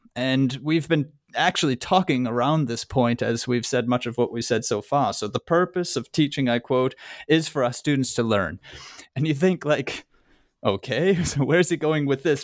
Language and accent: English; Massachusetts, United States; moved away as an adult; now in Germany; I, I grew up in Massachusetts and did most of my education there